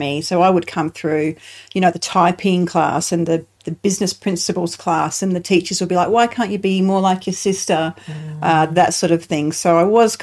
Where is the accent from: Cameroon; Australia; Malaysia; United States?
Australia; Brisbane, Queensland; Life started out for me in sunny Queensland, in Brisbane. I was born in Brisbane in the early 70s